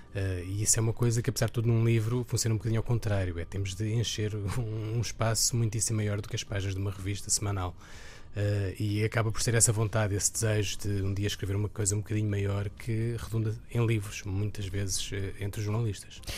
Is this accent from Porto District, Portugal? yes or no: no; Alverca do Ribatejo, Lisbon, Portugal; now in Carcavelos, Portugal; cresci em Alverca